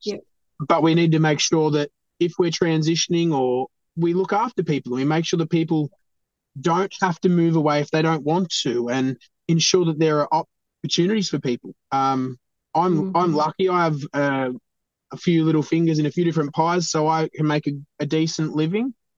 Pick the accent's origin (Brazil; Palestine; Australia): Australia; East Gippsland, Victoria; I love East Gippsland. I've grown up here. I've been here since I was, you know, born.